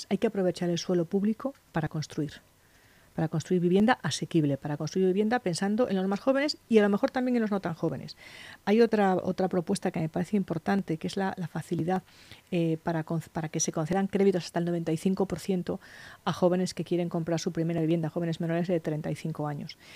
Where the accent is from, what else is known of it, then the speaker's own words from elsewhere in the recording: Lugo, Galicia, Spain; moved away as an adult; now in Madrid, Spain; yo digo que siempre que soy una madrileña de Lugo. Yo nací en Lugo y, viví allí hasta los 18 años, luego me vine a Madrid a estudiar y, me quedé